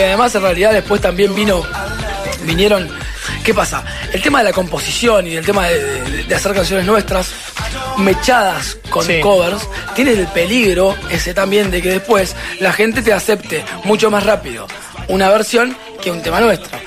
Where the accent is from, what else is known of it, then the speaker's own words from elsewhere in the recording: La Plata, Buenos Aires Province, Argentina; Nosotros somos de La Plata